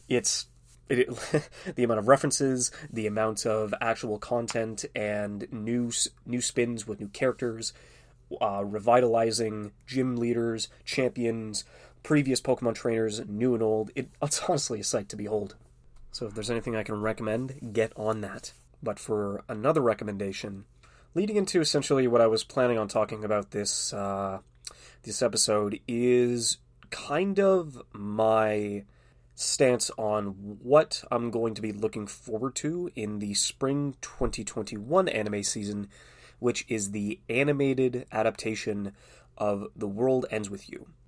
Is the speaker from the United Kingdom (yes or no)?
no; Canada; being Canadian